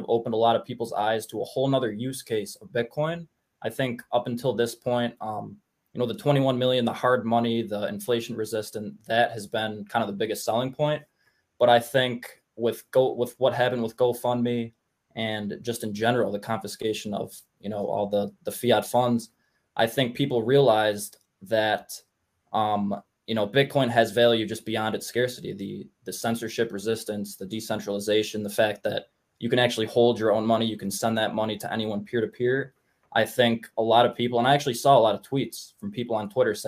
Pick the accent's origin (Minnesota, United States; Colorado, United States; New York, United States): New York, United States; now in Ohio, United States; I'm in Ohio right now, which is, it's better. I'm from New York originally